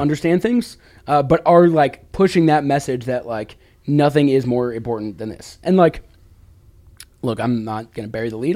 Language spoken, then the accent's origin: English; Chicago, Illinois, United States; now in Washington, United States; me growing up in the Chicago area